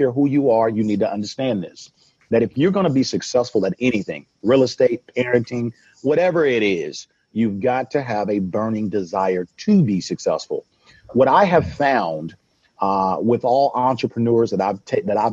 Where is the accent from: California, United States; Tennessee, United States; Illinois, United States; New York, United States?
California, United States; Oakland; also born or lived in Sacramento; I come from East Oakland. It's where I grew up